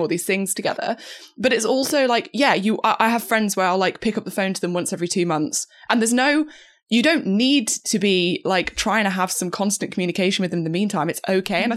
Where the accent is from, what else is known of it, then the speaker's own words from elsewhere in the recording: the middle of England, United Kingdom; moved away as an adult; also born or lived in Cambridge; now in London, United Kingdom; as I left my hometown, left, um, I guess like the middle of England, moved to Cambridge for uni and then moved to London afterwards